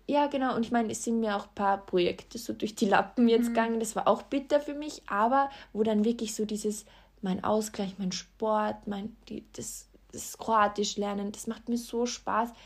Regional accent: Austria; bei uns in Österreich

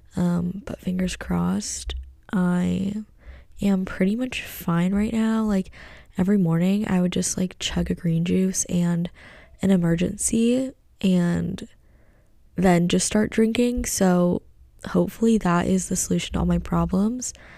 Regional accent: United States; being American and, like, being Asian at home

